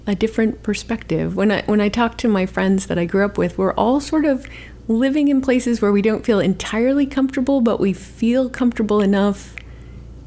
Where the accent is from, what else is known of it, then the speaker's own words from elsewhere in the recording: Sandia Mountains, New Mexico, United States; moved away as an adult; now in Los Angeles, United States; I grew up right at the base of the Sandias